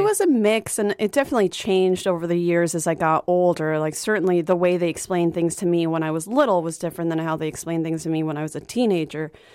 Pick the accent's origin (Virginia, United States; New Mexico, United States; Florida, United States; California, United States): Virginia, United States; Arlington; moved away; I'm from Arlington, Virginia originally